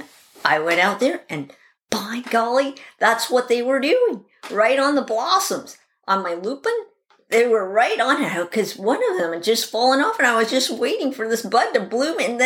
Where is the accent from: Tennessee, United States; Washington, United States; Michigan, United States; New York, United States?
Washington, United States; Seattle; I grew up in Seattle, Washington